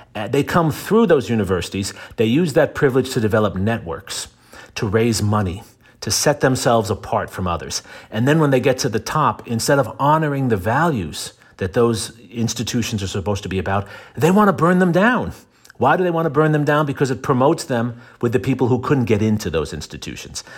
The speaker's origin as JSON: {"language": "English", "town": "New York City", "region": "New York", "country": "United States", "said": "I'm from New York City"}